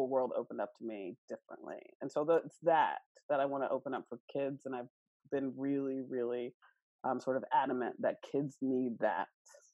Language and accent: English; Kentucky, United States; moved away as an adult; also born or lived in Maine; growing up in Kentucky